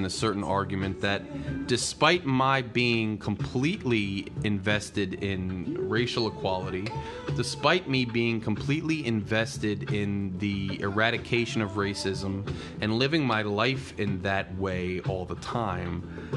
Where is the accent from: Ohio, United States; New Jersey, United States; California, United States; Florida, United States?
New Jersey, United States; I'm from Jersey. I'm from the Northeast